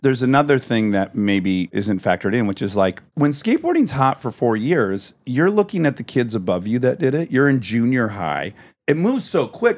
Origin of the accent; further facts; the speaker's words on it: Michigan, United States; where I grew up in Michigan